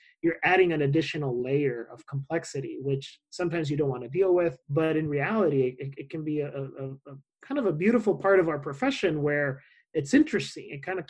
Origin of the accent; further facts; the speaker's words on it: Mexico; first language Spanish; English is a second language; now in Tucson, United States; I'm originally from Mexico. My first language is Spanish. And, you know, I travel all the time to Mexico.